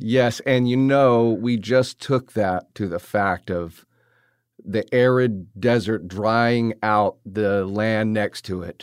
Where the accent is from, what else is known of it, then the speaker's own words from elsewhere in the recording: the South, United States; growing up in the South around these type of characters